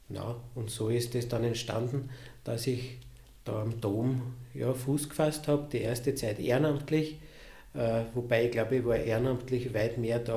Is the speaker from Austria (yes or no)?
yes; Lower Austria, Austria; born there; ich bin ja gebürtiger Niederösterreicher